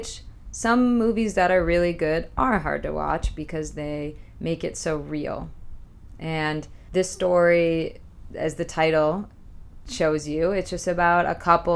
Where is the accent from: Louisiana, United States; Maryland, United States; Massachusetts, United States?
Massachusetts, United States; Boston; I'm from Boston